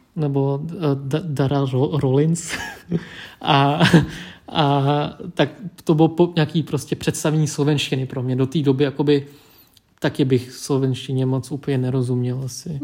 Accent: Czechia; Czech is a second language; also born or lived in Vietnam; já jsem původem z Větnamu, vyrůstal jsem v Čechách, identifikuju se jako český Větnamec

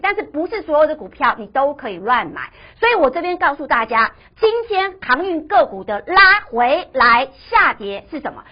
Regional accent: Taiwan; 因为我们台湾人很喜欢存股嘛

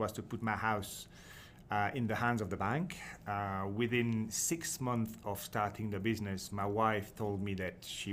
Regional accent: Belgium; English is a second language; moved away as an adult; now in Scotland, United Kingdom; I'm from Belgium originally

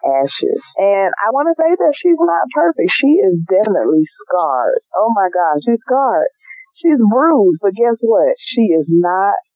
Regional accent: Montgomery, Alabama, United States; moved away; I love my hometown. Go back whenever I can

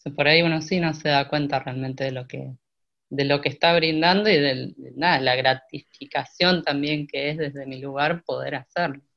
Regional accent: Santa Rosa, La Pampa, Argentina; moved away as an adult; also born or lived in Córdoba, Argentina; yo nací en Santa Rosa, La Pampa, y en el 2001 me fui para Córdoba

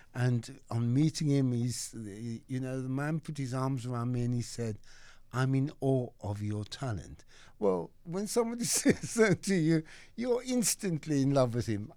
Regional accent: Cape Town, Western Cape, South Africa; moved away as an adult; now in England; I grew up in Saint Philip's in Cape Town, the old Chapel Street, District Six.

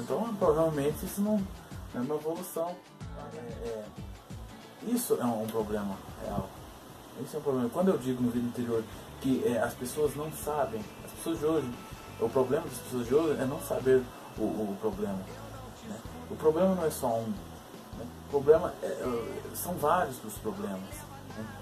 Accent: born in Belo Horizonte, Minas Gerais, Brazil; eu fui criado, nasci, nasci em Belo Horizonte, mas fui criado no interior

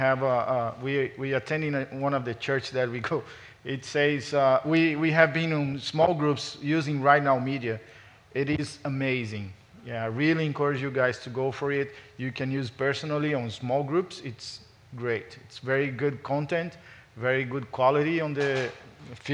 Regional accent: Brazil; moved away as an adult; also born or lived in Los Angeles, United States; now in United States; I'm from Brazil.

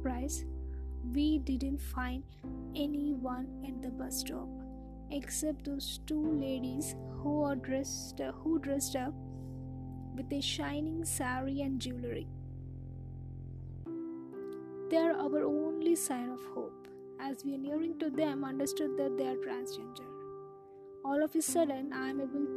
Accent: India; Growing up in India, I was taught to respect your friends, family and elders.

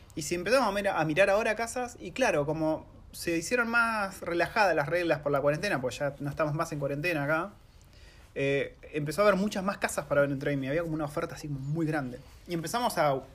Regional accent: Argentina; moved away as an adult; also born or lived in New Zealand; now in Wellington, New Zealand; somos una familia argentina

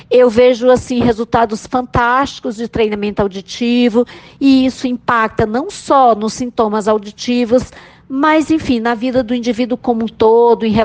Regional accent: Ceará, Brazil; Eu sou da Universidade Federal do Rio de Janeiro, mas eu sou nordestina, sou cearense

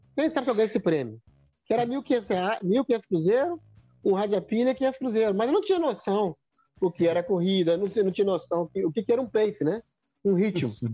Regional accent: Minas Gerais, Brazil; now in Águas Lindas de Goiás, Brazil; Sou mineiro descoberto, né? E hoje eu moro em torno de Brasília

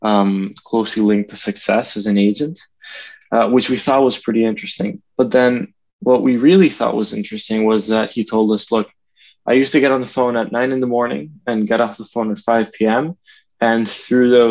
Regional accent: Venezuela; moved away as an adult; now in United States; grew up in Venezuela

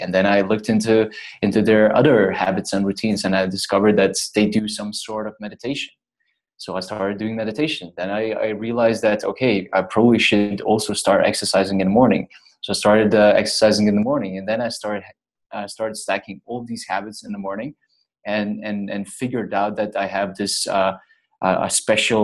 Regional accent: Lithuania; moved away as an adult; I would go back home to my home country, to Lithuania, to just visit family and friends

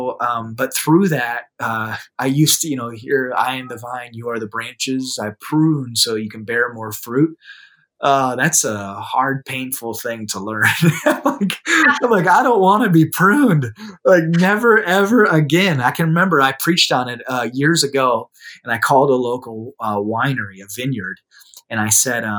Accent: South Dakota, United States; in my hometown, where a bunch of like professionals who attend my church will walk by because it's downtown

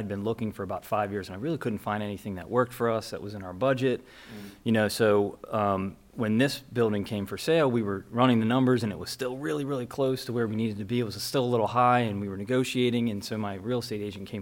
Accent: Anne Arundel County, Maryland, United States; Born and raised in Anne Arundel County.

